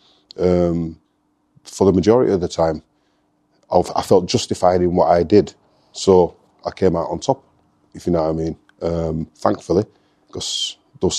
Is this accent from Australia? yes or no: no; Leeds, Yorkshire and the Humber, United Kingdom; Born and bred in Leeds